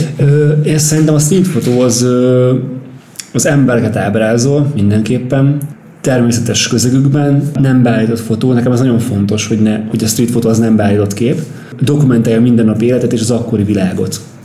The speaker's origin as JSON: {"language": "Hungarian", "town": "Pápa", "region": "Veszprém County", "country": "Hungary", "moved": "yes", "lives_now": "Budapest, Hungary"}